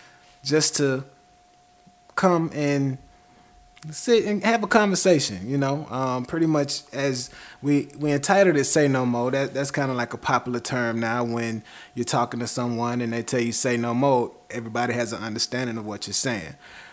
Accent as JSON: {"language": "English", "region": "Georgia", "country": "United States", "said": "I'm from Georgia. I'm Georgia through and through."}